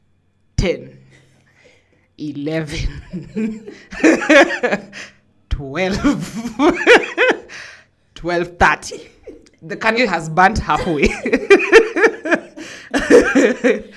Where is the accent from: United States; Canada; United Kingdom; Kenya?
Kenya; I'm from Kenya